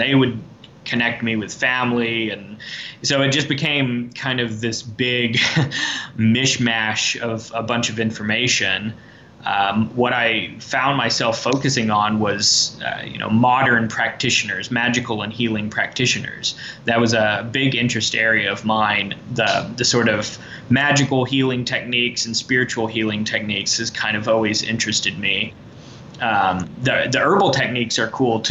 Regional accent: the Ozarks, United States; I am from the Ozarks. I'm a multi-generational Ozarker. My parents are from here, grandparents, great-grandparents

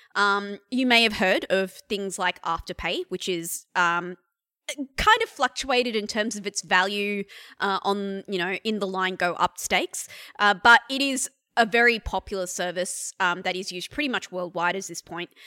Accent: India; now in Australia; I'm an Indian woman who has lived in this country since past nine eleven

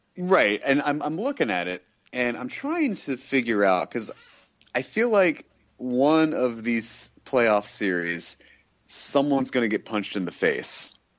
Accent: Kentucky, United States; I'm from Kentucky

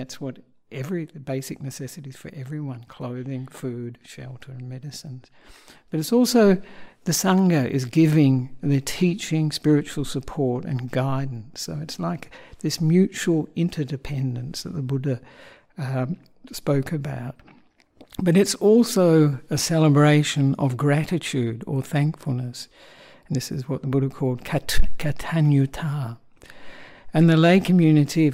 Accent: Australia; moved away as an adult; also born or lived in Sri Lanka; I am an Australian monk

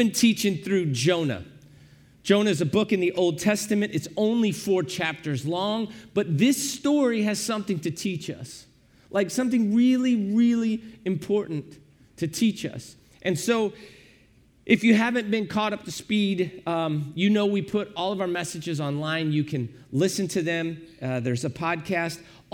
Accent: Granite City, Illinois, United States; we grew up in Granite City, Illinois

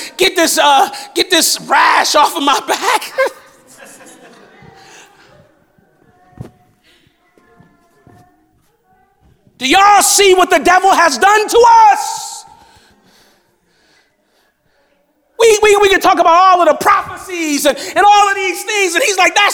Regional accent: Los Angeles, California, United States; I grew up in South Central Los Angeles

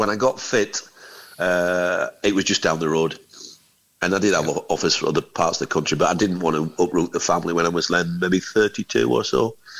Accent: Barnsley, Yorkshire and the Humber, United Kingdom; moved away; I'm from Barnsley

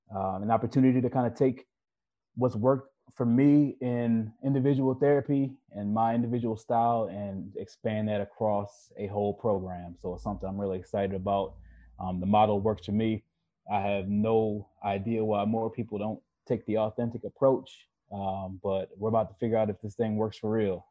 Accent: Baltimore, Maryland, United States; now in Southern California, United States; where I grew up in Baltimore City

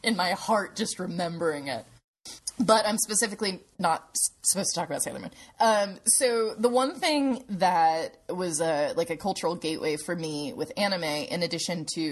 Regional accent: Clarksville, Tennessee, United States; where I grew up in Clarksville, Tennessee.

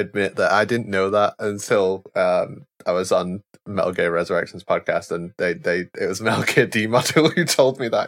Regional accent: England, United Kingdom; I'm from England

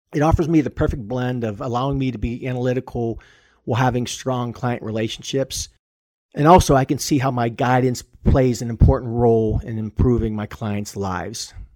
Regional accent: Pittsburgh, Pennsylvania, United States; I was born and raised in Pittsburgh

